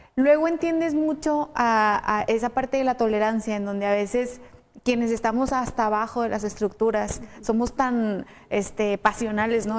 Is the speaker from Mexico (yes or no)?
yes; Chihuahua, Mexico; yo soy de Chihuahua y siempre he estado en Chihuahua